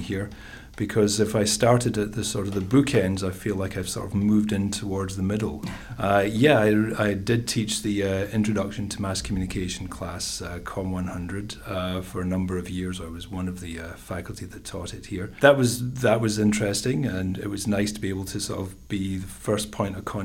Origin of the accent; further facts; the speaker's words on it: Scotland, United Kingdom; accent: Scottish; moved away as an adult; also born or lived in Glasgow / Pennsylvania / Seattle / New York State; now in United States; I'm originally from Scotland, that's the accent